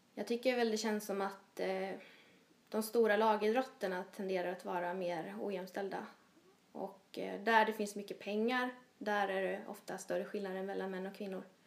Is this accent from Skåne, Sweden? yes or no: no; Småland, Jönköping County, Sweden; born or raised there; moved away